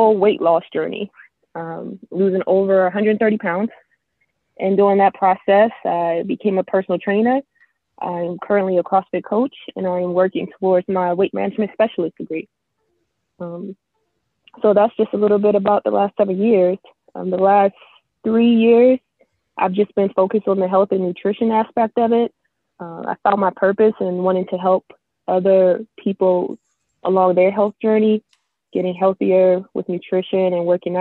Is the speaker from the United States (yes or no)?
yes; Maryland, United States; moved away as an adult; now in Florida, United States; I'm originally from Maryland, and I moved down to Florida about 7 years ago.